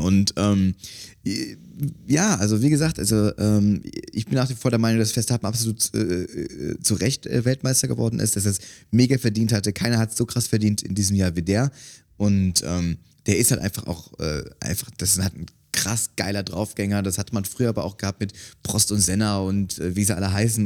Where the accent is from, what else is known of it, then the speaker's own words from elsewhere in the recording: Cologne, North Rhine-Westphalia, Germany; Ich bin in Köln aufgewachsen